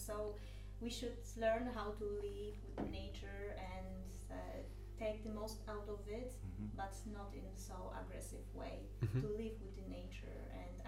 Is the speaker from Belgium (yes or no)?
no; Poland; moved away as an adult; now in Malta; I'm from Poland. However, I live in Malta for ages, like 8 years.